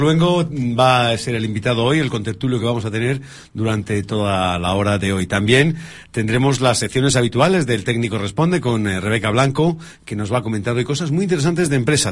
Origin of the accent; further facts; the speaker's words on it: Spain; nosotros somos españoles